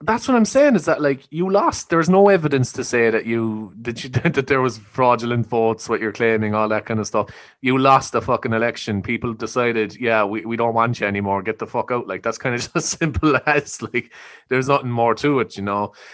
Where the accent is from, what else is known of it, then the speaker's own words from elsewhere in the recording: Ireland; I think we're raised to be quite patriotic and quite, you know, proud of where we're from and respectful